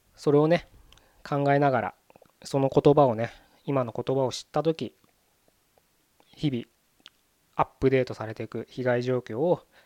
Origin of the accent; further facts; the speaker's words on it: Japan; 日本というね、国に生まれ育ってる